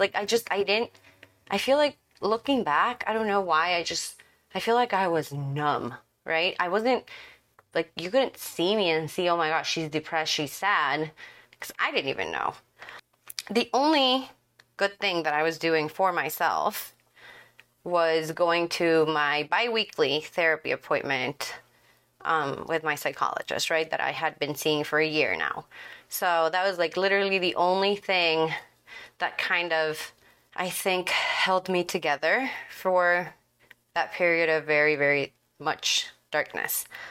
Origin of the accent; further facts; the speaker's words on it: Ecuador; now in Dallas, United States; I'm from Ecuador and I live in Dallas